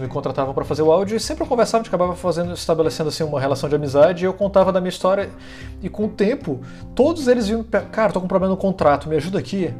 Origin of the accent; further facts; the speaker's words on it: Manaus, Amazonas, Brazil; now in Florianópolis, Brazil; eu vim parar em Florianópolis, sou de Manaus, né? Vim morar em Florianópolis